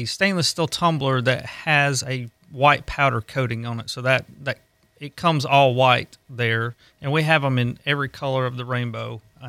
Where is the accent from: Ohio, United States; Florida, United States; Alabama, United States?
Alabama, United States; moved away as an adult; now in Gulf Breeze, United States; We're originally from Alabama. We moved down here about 11 years ago. We've lived on the beach and in Gulf Breeze that whole time.